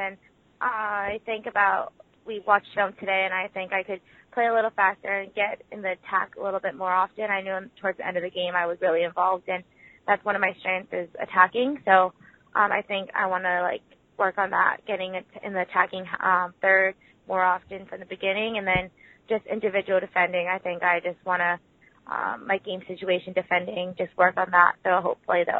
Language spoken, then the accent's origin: English; Oahu, Hawaii, United States; moved away; I'm from Oahu